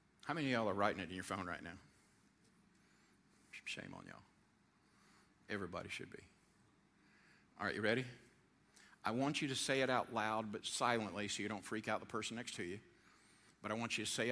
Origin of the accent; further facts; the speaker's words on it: Georgia, United States; I'm from Georgia